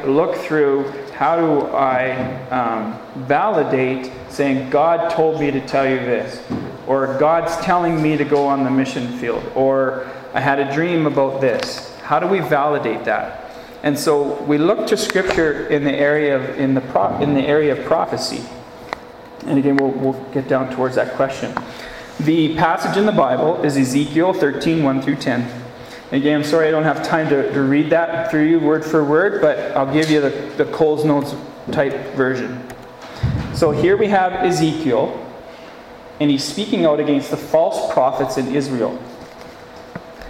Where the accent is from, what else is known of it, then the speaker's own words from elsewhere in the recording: Gull Lake, Saskatchewan, Canada; my hometown where I grew up, Gull Lake.